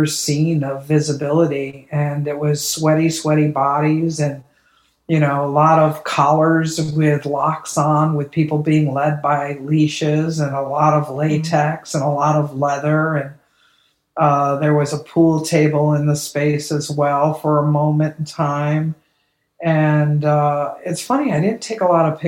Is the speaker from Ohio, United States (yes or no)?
yes; Ohio, United States; now in Los Angeles, United States; I grew up on Lake Erie in Ohio